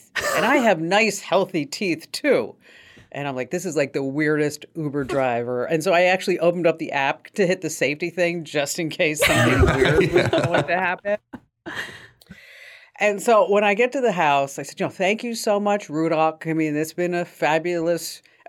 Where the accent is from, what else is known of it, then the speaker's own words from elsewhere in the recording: Ukraine; And I said, oh, you know, I'm Ukrainian.